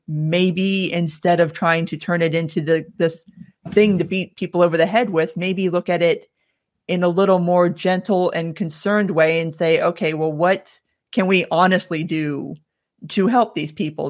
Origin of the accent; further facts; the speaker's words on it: South Florida, United States; moved away as an adult; now in Atlanta, United States; Born and raised in South Florida. I moved up here about fifteen years ago now.